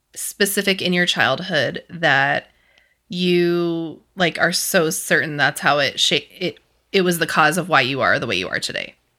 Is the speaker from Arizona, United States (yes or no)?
no; western Kansas, United States; moved away; my hometown's very similar to your hometown. like farming routes. Um, there's a lot of cattle in western Kansas